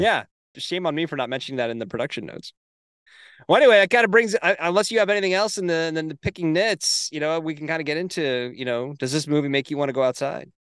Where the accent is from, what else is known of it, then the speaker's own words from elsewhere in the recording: Hershey, Pennsylvania, United States; I grew up near Hershey Park in Hershey, Pennsylvania